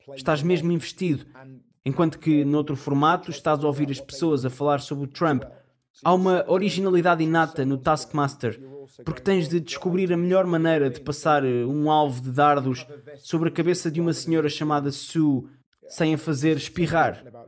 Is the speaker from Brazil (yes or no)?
no; Bristol, South West England, United Kingdom; Portuguese is a second language; Bristol, cidade de onde eu sou